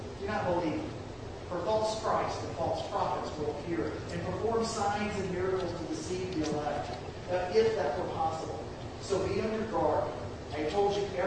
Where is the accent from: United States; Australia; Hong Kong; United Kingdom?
United States; the South; I'm a Southerner